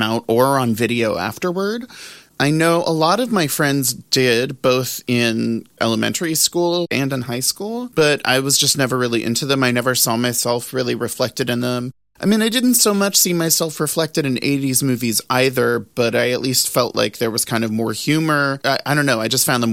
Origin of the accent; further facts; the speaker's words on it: New Orleans, Louisiana, United States; I grew up in New Orleans